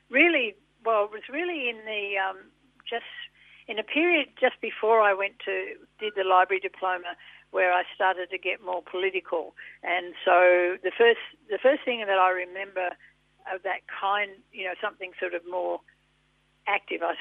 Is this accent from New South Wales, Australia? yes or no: yes; Sydney, New South Wales, Australia; born there; Oh yeah, yeah, I was born in Sydney.